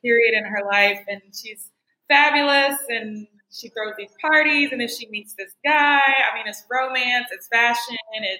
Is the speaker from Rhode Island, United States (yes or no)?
no; Texas, United States; moved away as an adult; also born or lived in upstate New York; I'm from Texas. I'm from the South. I went to school in upstate New York